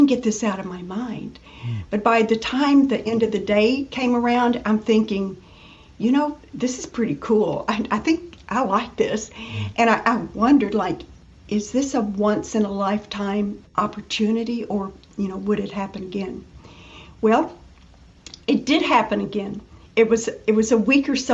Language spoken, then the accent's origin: English; Western Kentucky, United States; moved away as an adult; now in Florida, United States; I grew up in Western Kentucky